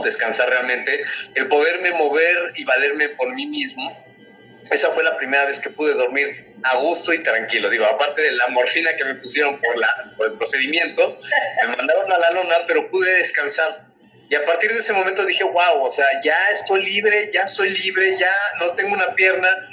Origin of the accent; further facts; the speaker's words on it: Mexico; Soy el primer mexicano amputado en correr carreras